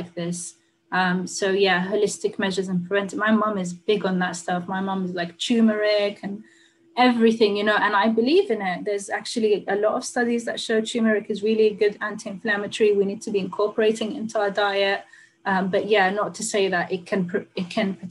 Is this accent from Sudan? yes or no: yes; Sudan; also born or lived in United Kingdom; now in United States; I had to leave my home country of Sudan